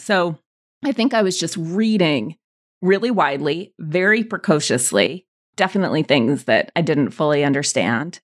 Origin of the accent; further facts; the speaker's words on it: Montana, United States; we landed in Montana, small Jewish community